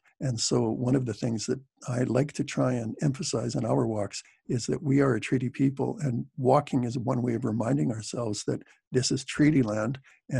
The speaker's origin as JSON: {"language": "English", "country": "Canada", "also_born_or_lived": "Nottingham, England", "accent": "Canadian", "said": "I'm in England right now in Nottingham, and people always think that I'm American. Sometimes they can tell I'm Canadian from the accent"}